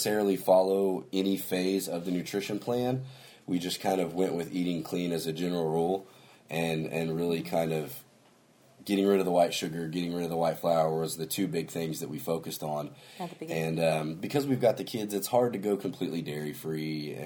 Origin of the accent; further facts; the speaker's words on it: the South, United States; we're from the South and we have big family dinners every Sunday